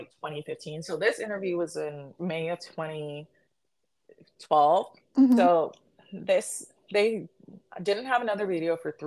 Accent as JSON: {"language": "English", "region": "New York", "country": "United States", "said": "I am from New York"}